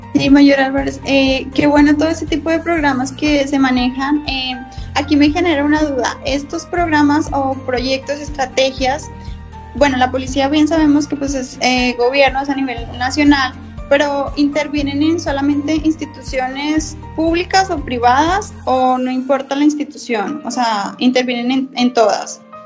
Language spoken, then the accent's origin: Spanish; Colombia; now in Mexico; yo también soy colombiana, entonces, de acuerdo a mi experiencia, a mi estadía aquí en México